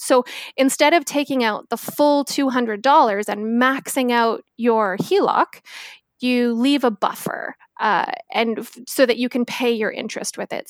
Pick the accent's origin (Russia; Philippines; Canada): Canada; Victoria, British Columbia; also born or lived in Northern Ontario; I am born and raised in Victoria, spent a small amount of time in Northern Ontario, and decided that winters were not for me, so came flying back to the West Coast